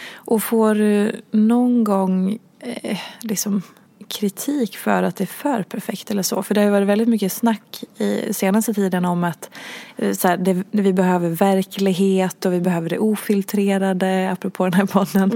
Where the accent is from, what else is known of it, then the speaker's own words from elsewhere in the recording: Dalarna County, Sweden; du är ju precis som jag från Dalarna